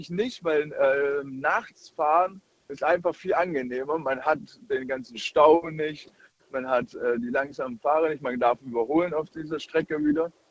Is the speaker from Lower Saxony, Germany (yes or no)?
no; Baden-Württemberg, Germany; Ich komme aus der Nähe von Baden-Württemberg.